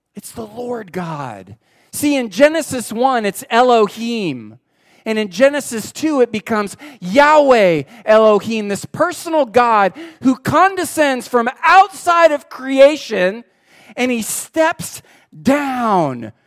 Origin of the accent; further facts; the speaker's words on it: United States; We're Americans